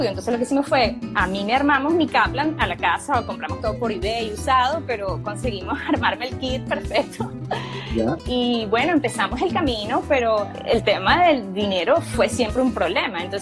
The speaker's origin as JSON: {"language": "Spanish", "country": "Venezuela", "moved": "as an adult", "said": "yo soy una venezolana, médico. Eh, salí de mi país el primero de enero del 2013 junto"}